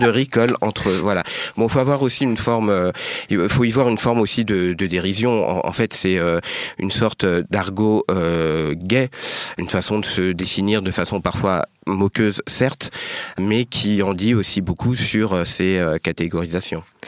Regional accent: France; born or raised there

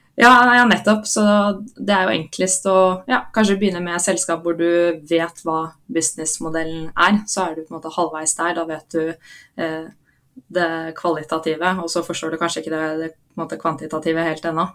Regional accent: Oslo, Norway; Jeg er fra Oslo

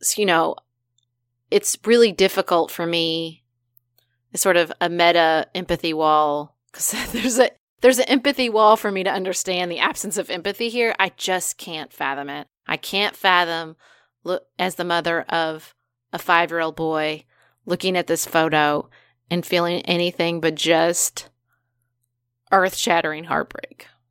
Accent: United States; I'm an American.

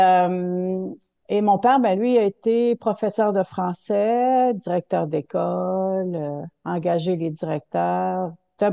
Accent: Quebec City, Quebec, Canada; je viens de la ville de Québec

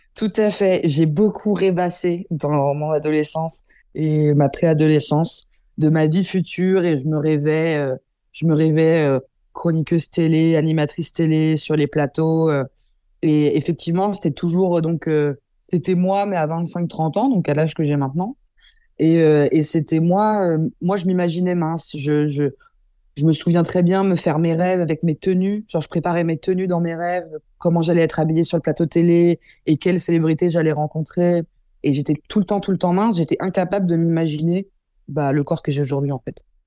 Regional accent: Versailles, Île-de-France, France; j'ai grandi toute ma vie dans le 78 et, j'ai fait ma scolarité à Versailles

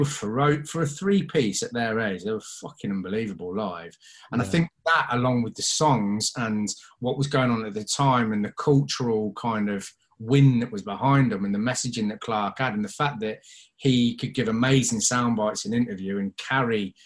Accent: Coventry, West Midlands, United Kingdom; being from Cov

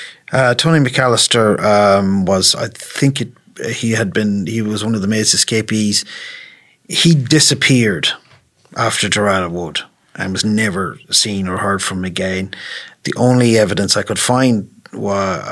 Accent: Leitrim, Connacht, Ireland; As we're both from Leitrim

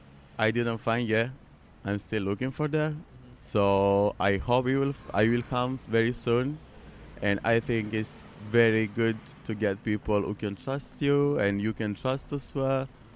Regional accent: Sicily, Italy

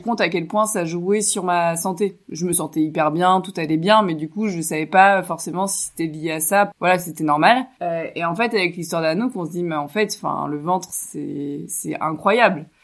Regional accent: Chinon, Centre-Val de Loire, France; j'ai grandi à Chinon en André-Loire

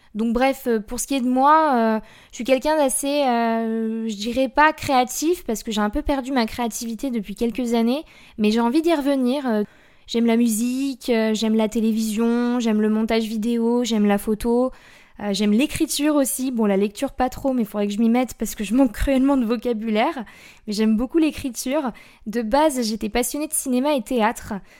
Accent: Blois, Centre-Val de Loire, France; also born or lived in near Chambord; je suis née à Blois, donc Blois c'est dans le 41

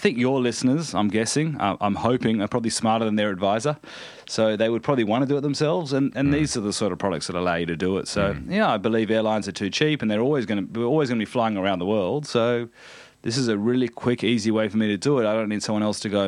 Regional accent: Australia; also born or lived in United States; as an Australian

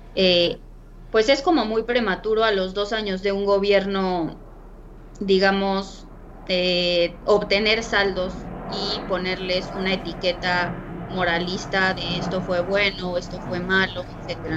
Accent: Mexico; nosotros como mexicanos

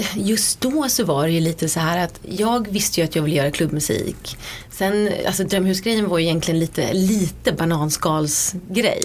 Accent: Sweden; moved away as an adult; now in London, United Kingdom; jag var hemma i Sverige fram till dess

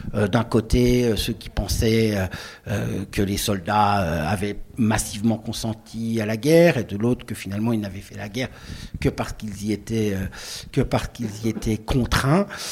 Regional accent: Lorraine, Grand Est, France; j'ai grandi en Lorraine

